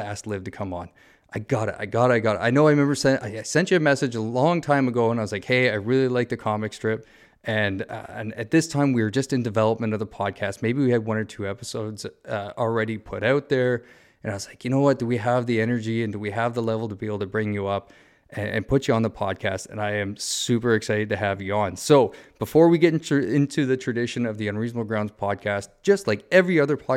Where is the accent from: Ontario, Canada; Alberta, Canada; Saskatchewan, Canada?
Ontario, Canada; Southern; moved away; I grew up in Southern Ontario